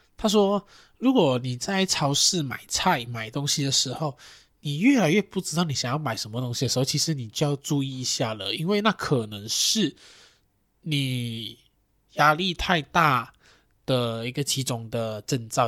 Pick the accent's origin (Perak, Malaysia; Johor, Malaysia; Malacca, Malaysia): Johor, Malaysia; Johor Bahru; moved away; 回去J B